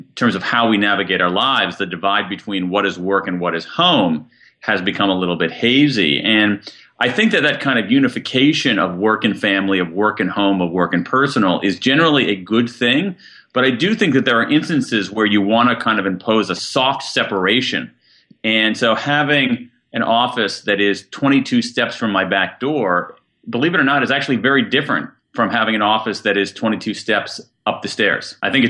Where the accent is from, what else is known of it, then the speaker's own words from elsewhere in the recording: Columbus, Ohio, United States; I grew up in Central Ohio, Columbus, Ohio.